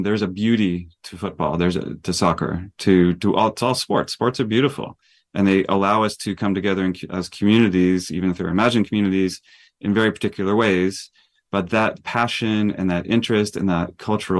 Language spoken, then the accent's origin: English; Texas, United States; also born or lived in Brazil; I grew up in Texas